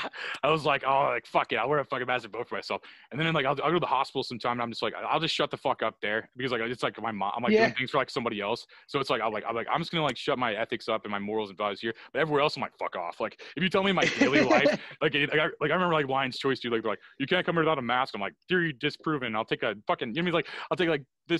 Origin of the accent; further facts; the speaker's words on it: O'Fallon, Missouri, United States; now in Huntsville, United States; hating my hometown as a kid. I'm like, man, I need to get out of O'Fallon